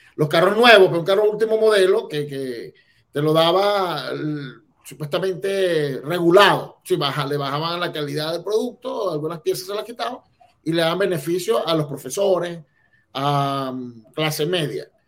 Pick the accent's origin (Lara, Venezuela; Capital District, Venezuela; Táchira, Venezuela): Lara, Venezuela; Barquisimeto; moved away as an adult; also born or lived in Acarigua-Araure, Venezuela; now in Utah, United States; nací allí, pero me fui muy joven a, Barquisimeto, que es la ciudad musical de, Venezuela, y allí este, me casé y bueno, y estudié y hice parte de mi vida